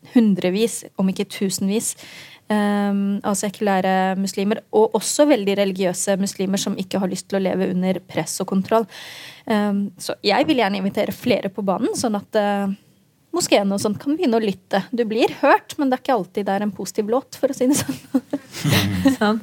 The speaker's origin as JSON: {"language": "Norwegian", "region": "Oslo", "country": "Norway", "tie": "born or raised there", "said": "da jeg vokste opp ehm, på Grønland i Oslo"}